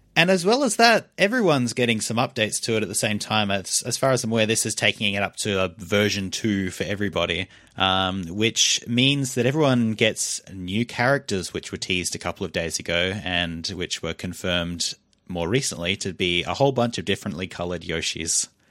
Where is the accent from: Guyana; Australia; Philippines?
Australia; accent: Australian; we're from Australia, if you couldn't tell from our weird, horrible voices